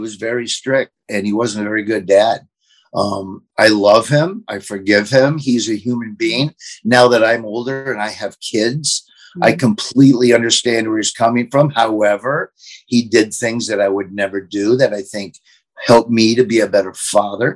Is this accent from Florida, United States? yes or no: yes; Florida, United States; accent: Southern; also born or lived in Nebraska; now in Lincoln, United States; I grew up in Florida, which is the South